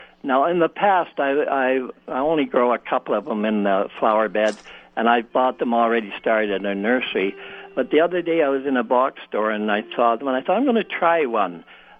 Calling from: Winnipeg, Manitoba, Canada; I'm calling from the city of Winnipeg.

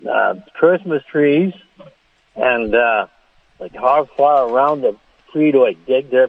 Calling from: Lebo, Kansas, United States

